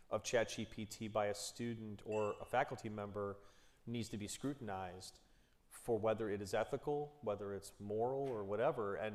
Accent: Cleveland Heights, Ohio, United States; I'm from Cleveland Heights

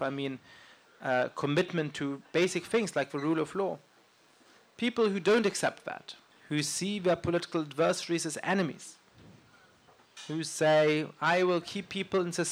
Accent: Germany; now in United States; I grew up in Germany, and that's a country where people laugh once a year at Carnival

